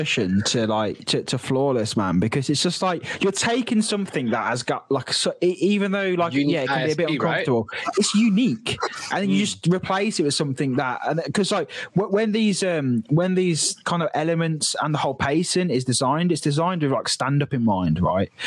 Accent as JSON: {"language": "English", "area": "near Drayton Manor", "region": "West Midlands", "country": "United Kingdom", "tie": "born or raised there", "said": "growing up near Drayton Manor"}